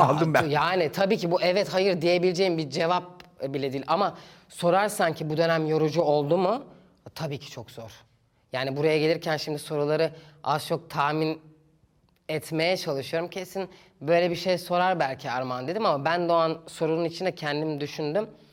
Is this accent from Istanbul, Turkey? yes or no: yes; Istanbul, Turkey; İstanbul'da büyüdüm.